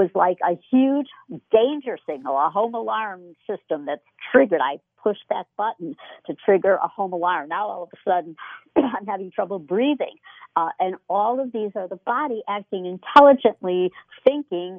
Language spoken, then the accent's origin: English; Chicago, Illinois, United States; moved away; I was from the Chicago area